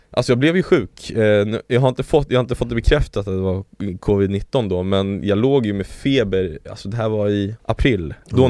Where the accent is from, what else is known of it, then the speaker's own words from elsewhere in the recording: Sweden; also born or lived in Chile; now in Stockholm, Sweden; jag är så svensk på det sättet